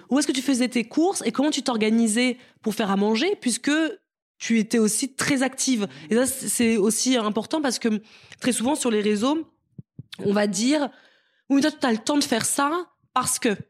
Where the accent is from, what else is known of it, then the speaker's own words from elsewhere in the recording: Cameroon; born there; on est nés en Afrique, Marisa et moi, mm-hmm. au Cameroun.